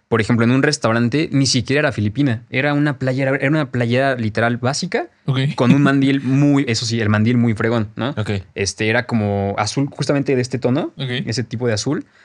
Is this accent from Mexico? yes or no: yes; Mexico; se dice, como paréntesis, que la tortilla ni siquiera la inventamos nosotros como mexicanos.